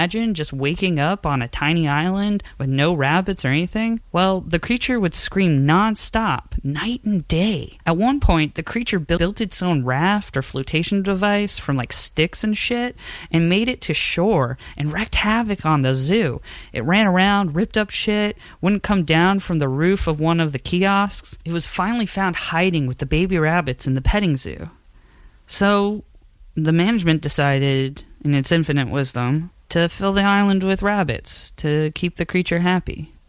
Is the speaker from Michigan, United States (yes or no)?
no; Thurmont, Maryland, United States; In high school, in my hometown, I worked at an independent zoo in Thurmont, Maryland.